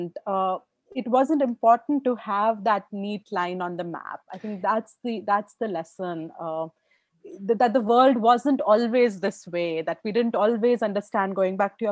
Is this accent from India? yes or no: yes; India; as an Indian